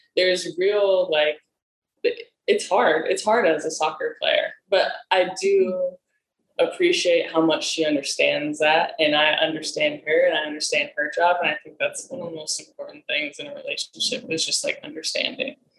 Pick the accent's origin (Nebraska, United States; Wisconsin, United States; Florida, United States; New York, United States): Nebraska, United States; moved away as an adult; now in Los Angeles, United States; I'm from Nebraska.